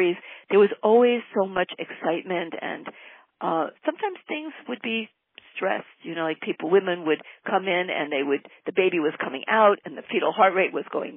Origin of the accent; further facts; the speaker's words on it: Great Neck, New York, United States; now in Southern California, United States; I grew up in Great Neck, that's on Long Island in New York